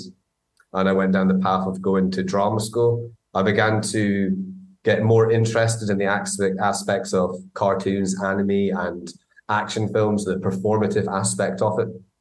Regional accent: Aberdeen, Scotland, United Kingdom; accent: Doric, Aberdonian; moved away as an adult; also born or lived in Glasgow; I grew up in Aberdeen, so in actual fact, kind of moving to Glasgow and going to drama school, my accent, a lot of my vocabulary is Doric, and Aberdonian accents

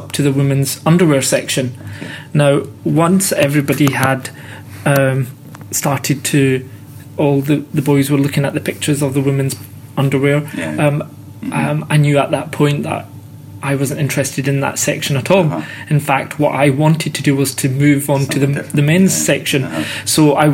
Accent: Scotland, United Kingdom; born and brought up in Scotland

